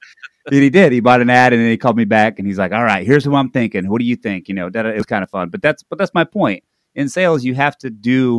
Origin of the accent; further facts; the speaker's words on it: Lebanon, Indiana, United States; moved away as an adult; also born or lived in New Britain, Connecticut; now in Seattle, United States; I was born in Lebanon, Indiana. Uh-oh. I lived in New Britain, Connecticut for a while up in the East Coast.